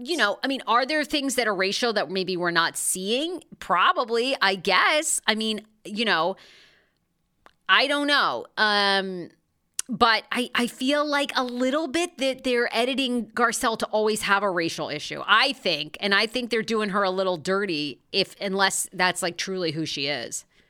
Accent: Maine, United States; accent: Maine; my Maine accent

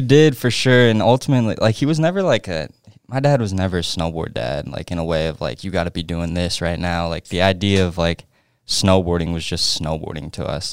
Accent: Edwards, Colorado, United States; moved away; I'm from Edwards, Edwards, Colorado

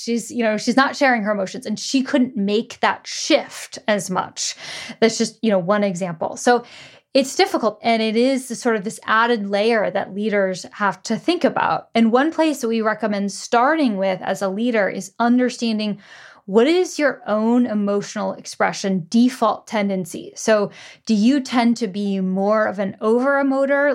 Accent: United States; grew up in the U S

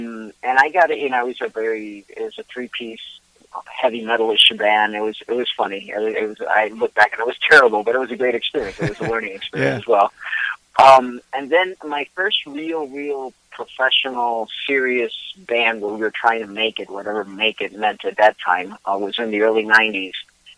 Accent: Puerto Rico; moved away; I'm originally from Puerto Rico, but I've lived in and out of Puerto Rico all my life.

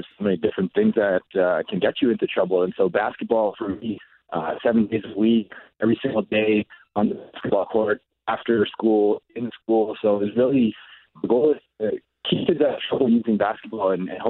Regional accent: Winnipeg, Manitoba, Canada; I grew up in Winnipeg North End

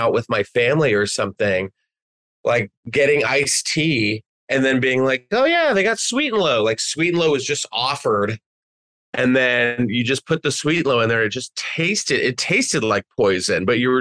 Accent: Texas, United States; I grew up in Texas, but like, yeah, I had family in Mississippi and Tennessee.

